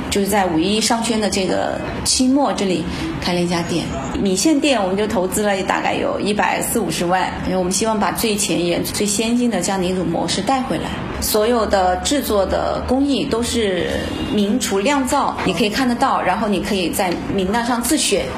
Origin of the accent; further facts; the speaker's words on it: Hunan, China; 作为我和我爱人都是土生土长的湖南人